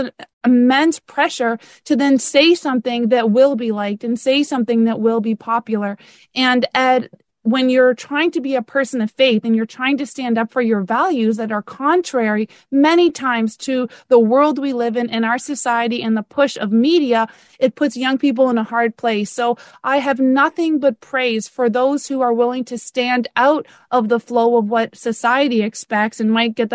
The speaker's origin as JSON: {"language": "English", "country": "Canada", "moved": "yes", "lives_now": "Florida, United States", "said": "I'm Canadian"}